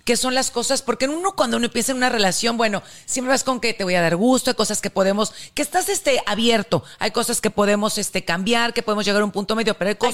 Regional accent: northern Mexico, Mexico; las tres somos norteñas

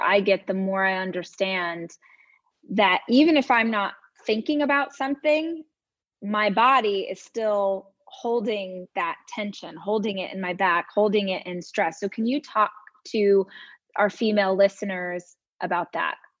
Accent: the South, Southern United States, United States; I was raised in Southern culture

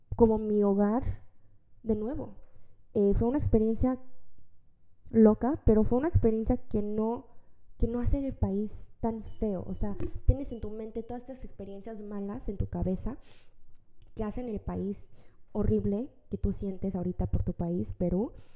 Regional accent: Mexico; now in South Korea; yo crecí desde los tres meses de nacer en México

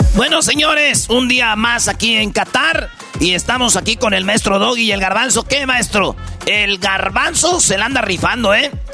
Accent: Michoacán, Mexico; yo soy de Michoacán

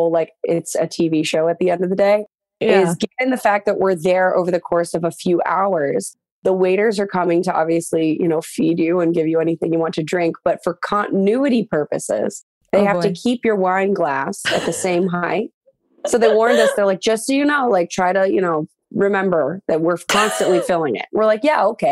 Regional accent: Highland Village, Texas, United States; my hometown, Highland Village, Texas

